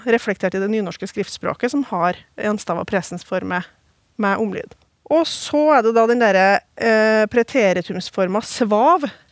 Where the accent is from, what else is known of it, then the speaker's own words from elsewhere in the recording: Oppdal, Trøndelag, Norway; i hjembygda mi Oppdal